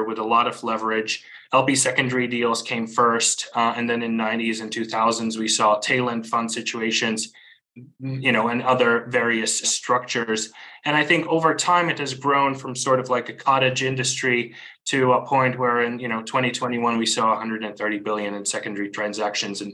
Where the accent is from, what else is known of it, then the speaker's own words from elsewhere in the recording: Riga, Latvia; moved away as an adult; also born or lived in Beijing, China; now in Hong Kong; I'm originally from Riga, Latvia